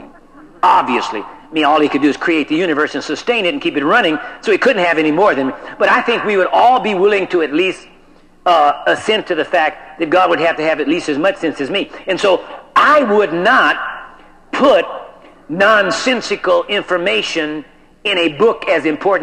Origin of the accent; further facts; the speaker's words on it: United States; I am an American, and I am in America